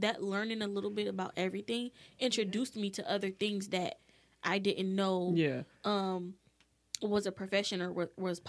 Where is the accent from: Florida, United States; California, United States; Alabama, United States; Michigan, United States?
Michigan, United States; Detroit; I grew up in Detroit, so it's like one big HBCU